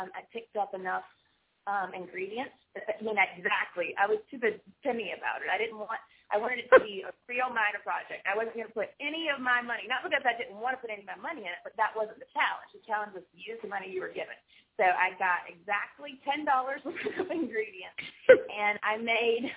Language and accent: English; Winterville, North Carolina, United States; also born or lived in Greenville, North Carolina / Wilmington, North Carolina; now in Cary, United States; I was actually raised in Winterville.